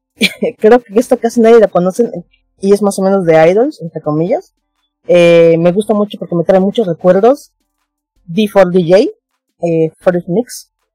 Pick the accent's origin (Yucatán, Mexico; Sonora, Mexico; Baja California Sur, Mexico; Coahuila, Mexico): Yucatán, Mexico; Mérida; yo soy de Yucatán, Mérida.